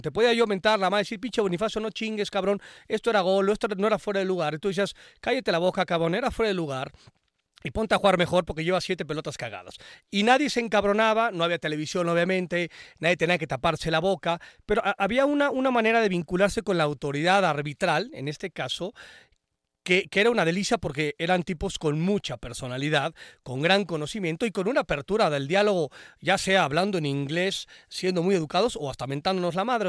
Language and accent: Spanish; Mexico; como mexicanos y mexicanas